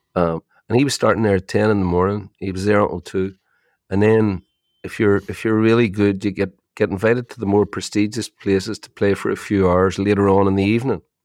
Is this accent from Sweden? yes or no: no; Ireland; you're Irish